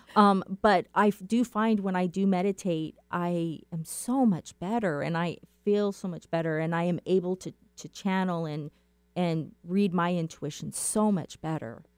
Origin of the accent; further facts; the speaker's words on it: Safford, Arizona, United States; I am from Safford, Arizona, and that is about three hours east of Phoenix